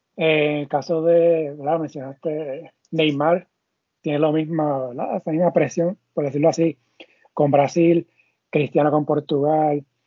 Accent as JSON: {"language": "Spanish", "country": "Puerto Rico", "said": "Nosotros somos boricua."}